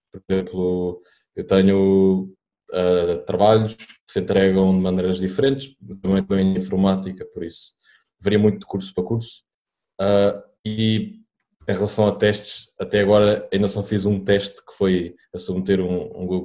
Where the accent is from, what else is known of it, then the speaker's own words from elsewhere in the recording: Almada, Setúbal, Portugal; uh, estudo na, na FCD, Monte da Caparica e sou daqui da Almada também.